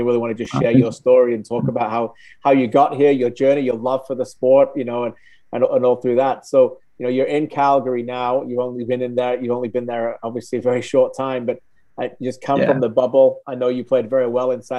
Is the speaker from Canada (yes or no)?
no; England, United Kingdom; I'm originally from England